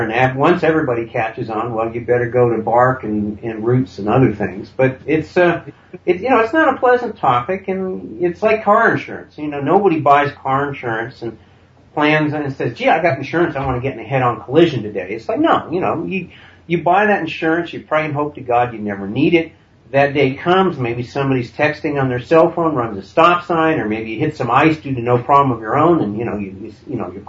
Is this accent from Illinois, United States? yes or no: no; Vermont, United States; I grew up in Vermont